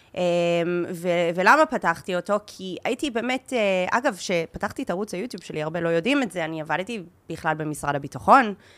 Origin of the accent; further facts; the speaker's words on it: Dundas, Ontario, Canada; first language Hebrew; now in Israel; אני ממקום קטן בקנדה, עיירה קטנה קטנה, קוראים לה דנדס. היא עיירה מחוץ לעיר אה, נחמדה בגודל שקוראים לה המילטון, שזה בערך שעה מטורונטו